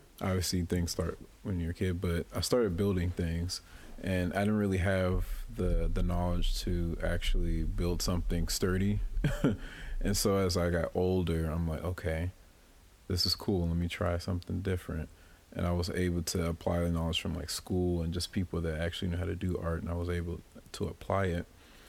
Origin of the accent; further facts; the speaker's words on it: Louisville, Kentucky, United States; now in Quad Cities, United States; I'm originally from Louisville, Kentucky.